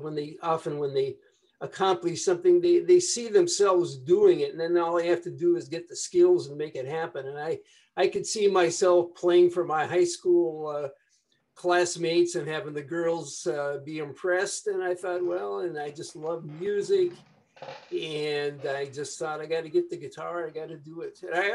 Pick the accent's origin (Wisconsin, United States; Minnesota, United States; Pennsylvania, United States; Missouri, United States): Minnesota, United States; St. Cloud; I was born in St. Cloud, a medium-sized town about 60 miles north of Minneapolis. Nice town to grow up